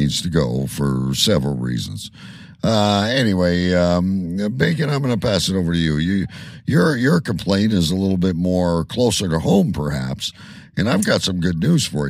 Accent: Canada; because I'm Canadian

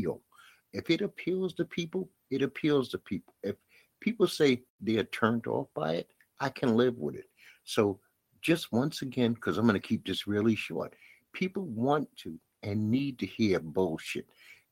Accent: New York City, New York, United States; I'm from Bed-Stuy

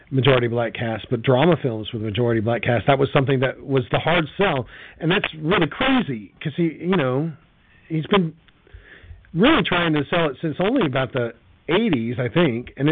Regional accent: United States; as an American

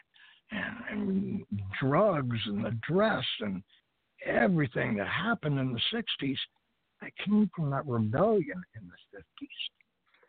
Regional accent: United States; I'm an American.

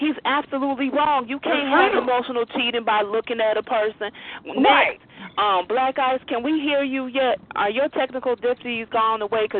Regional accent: Chicago, Illinois, United States; now in Knoxville, United States

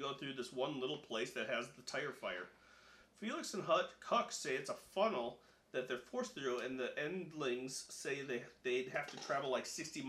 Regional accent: Omaha, Nebraska, United States; moved away as an adult; also born or lived in Lincoln, Nebraska / Los Angeles, California; It's where I grew up.

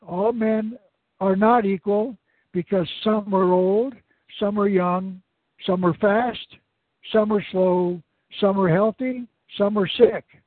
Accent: Arizona, United States; my home state of Arizona

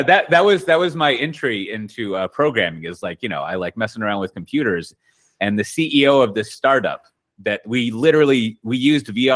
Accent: Austin, Texas, United States; I'm originally from Austin, Texas.

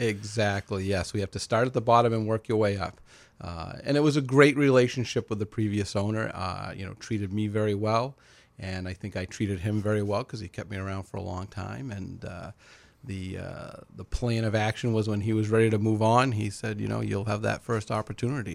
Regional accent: Lewiston, United States; I've been, was born and raised in Lewiston

